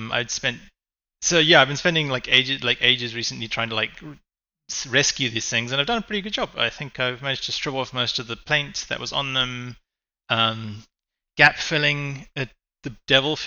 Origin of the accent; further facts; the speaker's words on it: Cape Town, Western Cape, South Africa; I'm a hobbyist from South Africa and Cape Town.